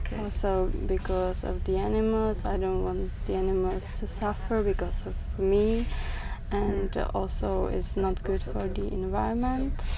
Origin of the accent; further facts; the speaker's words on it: Czechia; I'm from Czech Republic